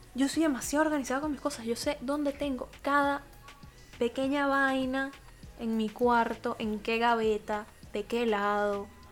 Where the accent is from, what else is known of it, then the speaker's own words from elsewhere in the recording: Venezuela; moved away; vengo de Venezuela